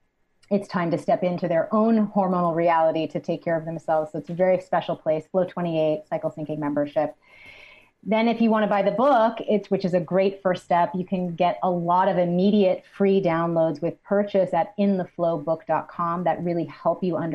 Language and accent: English; Newton, Massachusetts, United States; also born or lived in Manhattan, New York; now in New York City, United States; I'm from Newton, Massachusetts, but I've been living in Manhattan for 20 years